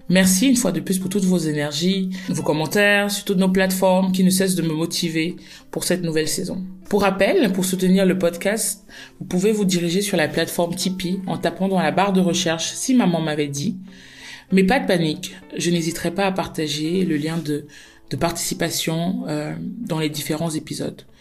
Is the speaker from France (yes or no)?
no; Cameroon; chez nous au Cameroun